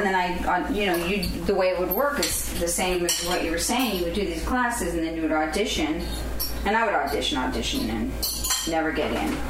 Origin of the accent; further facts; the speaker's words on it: Montreal, Quebec, Canada; moved away; also born or lived in Toronto / New York; Because I only lived there, I'm from Montreal.